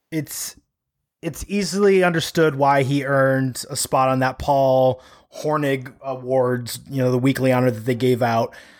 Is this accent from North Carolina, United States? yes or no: no; Chicago, Illinois, United States; I'm a Chicagoan. We add extra S's and N's on things. I think half the city still calls Mitch Trubisky Trubinski, so it's not my fault. It's how I was raised.